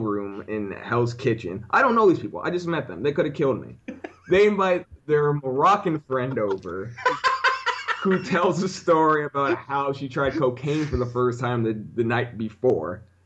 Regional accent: Orlando, Florida, United States; now in New York, United States; I'm from Orlando

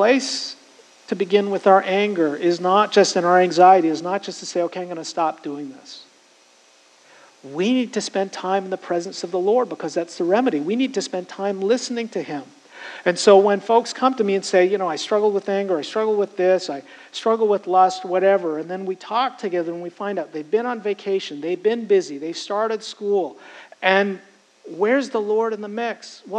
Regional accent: United States; I'm American. I love this country. It's been a great country to me. I am American.

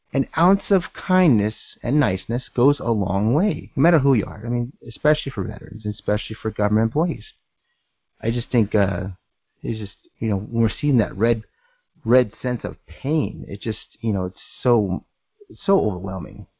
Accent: United States; I'm American

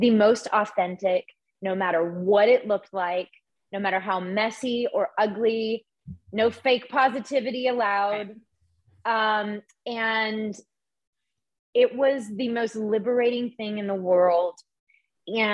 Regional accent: the South, United States; moved away; being a girl growing up in the South

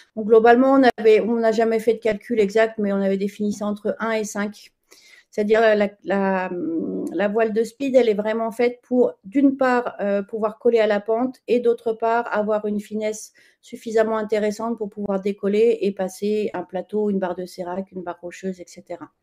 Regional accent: Chamonix, Auvergne-Rhône-Alpes, France; je suis née à Chamonix, donc j'ai skié depuis toute, toute petite. J'étais au club de ski gamine

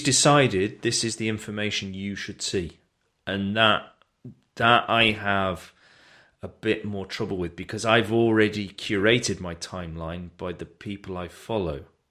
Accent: United Kingdom; we're British. We're very good at knocking ourselves and our own country

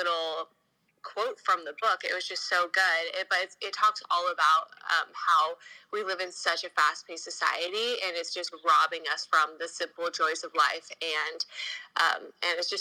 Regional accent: California, United States; also born or lived in Los Angeles; I'm from California.

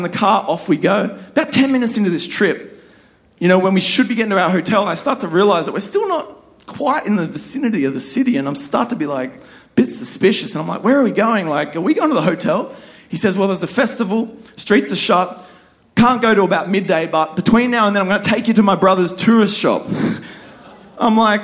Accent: Australia; accent: Aussie; my Aussie accent

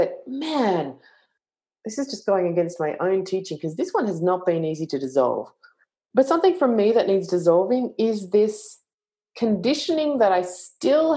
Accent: Australia; I'm Australian

